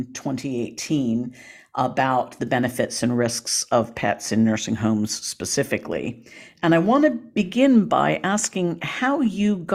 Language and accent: English; Portland, Oregon, United States; moved away; also born or lived in Ohio; lived in Portland when I was growing up